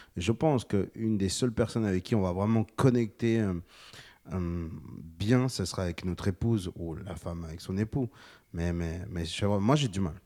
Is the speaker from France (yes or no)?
no; Bolivia; J'ai 28 ans, je viens de Bolivie